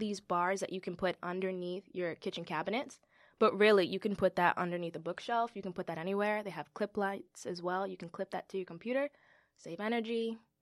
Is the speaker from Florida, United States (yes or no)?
no; New York City, New York, United States; I am a New York native, Bronx born and raised